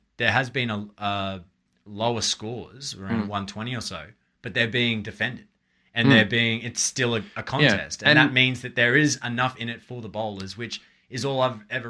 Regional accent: Australia; I'm an Aussie

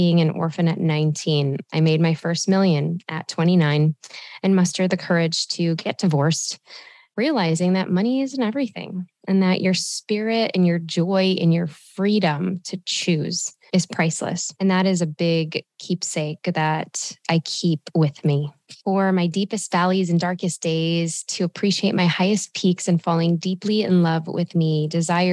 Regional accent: Chicago, Illinois, United States; I was born and raised in Chi-Town, the city of grit, the melting pot of love, and the Midwest hospitality of gold

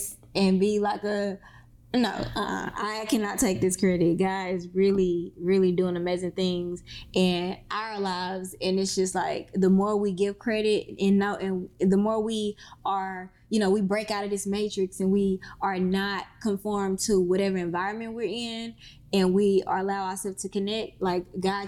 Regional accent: Mississippi, United States; now in Atlanta, United States; I came from Mississippi to Atlanta with absolutely nothing.

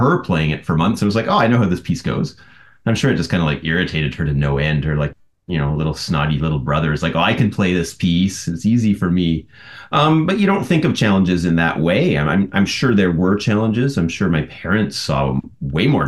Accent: Prince George, British Columbia, Canada; moved away as an adult; also born or lived in Montreal; now in Toronto, Canada; I grew up in Prince George, BC

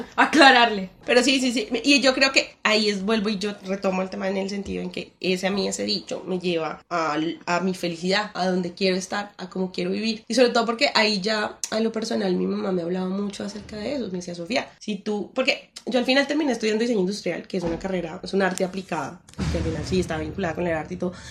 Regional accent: Colombia; como uno como colombiano siempre como que le hablan de los dichos

